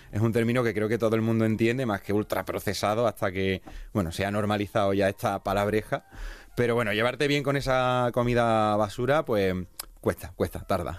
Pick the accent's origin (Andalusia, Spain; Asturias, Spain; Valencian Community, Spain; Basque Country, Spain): Andalusia, Spain; Seville; moved away as an adult; now in Segovia, Spain; yo soy de Sevilla, me mudé a Segovia